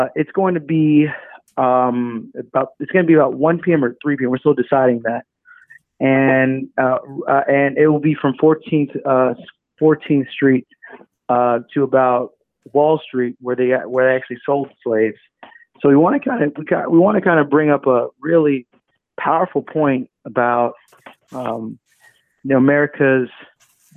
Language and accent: English; New York City, New York, United States; also born or lived in Atlanta, Georgia; I grew up tough in the Bronx.